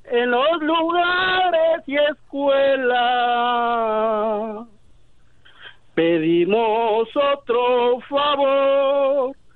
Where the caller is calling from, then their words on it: Santa Ana, California, United States; Acá de Santana, California.